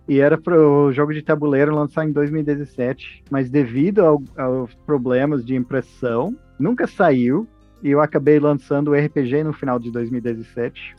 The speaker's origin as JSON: {"language": "Portuguese", "region": "Texas", "country": "United States", "second_language": "Portuguese", "moved": "yes", "lives_now": "Brazil", "said": "Eu sou dos Estados Unidos originalmente, do Texas"}